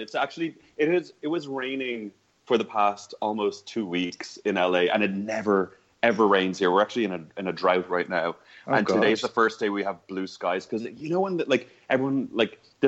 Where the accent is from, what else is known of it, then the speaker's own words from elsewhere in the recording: Dublin, Leinster, Ireland; moved away as an adult; also born or lived in New York; I'm from Dublin. I'm from Ballantyre.